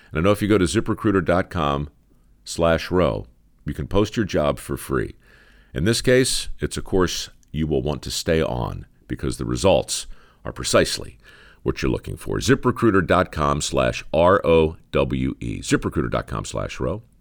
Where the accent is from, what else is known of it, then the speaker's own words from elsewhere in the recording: Baltimore, Maryland, United States; moved away; here in my hometown, Baltimore, Maryland